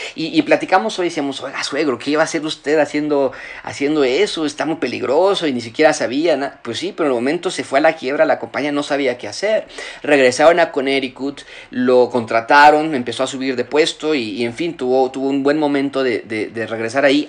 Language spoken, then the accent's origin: Spanish; Mexico; moved away as an adult; yo, crecí en México en parte de mi juventud, a los 18 años me fui del, país y regresé ya casado y con hijos